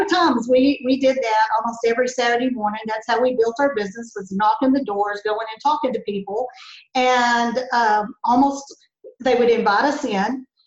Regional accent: Lindale, Texas, United States; I grew up in Lindale, which is about 15 miles just south of Mineola, here where we work.

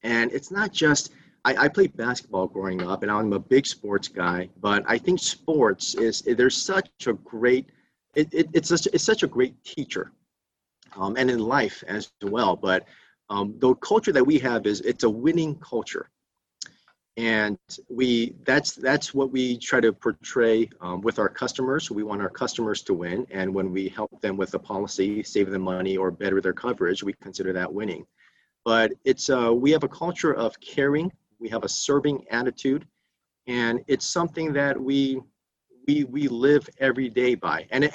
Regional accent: Burbank, California, United States; also born or lived in South Korea; I grew up in Burbank, California, elementary school, junior high school there

